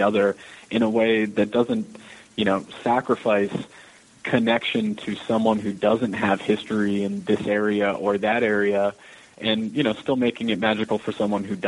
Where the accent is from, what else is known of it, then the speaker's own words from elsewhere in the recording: Manassas, Virginia, United States; also born or lived in Michigan / New York City, United States; now in Texas, United States; I'm from Virginia. I'm from Manassas, Virginia